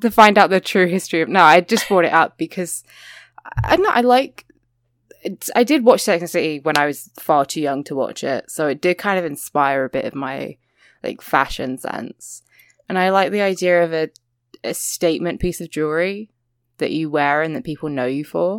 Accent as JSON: {"language": "English", "region": "England", "country": "United Kingdom", "accent": "English (what people call British)", "said": "people say, like, British accent and they mean, like, my accent"}